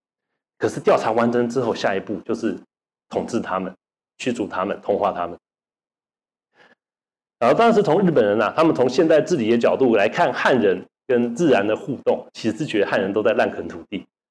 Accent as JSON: {"language": "Chinese", "country": "Taiwan", "said": "对我们汉民族来讲，或者对我们台湾人来讲，"}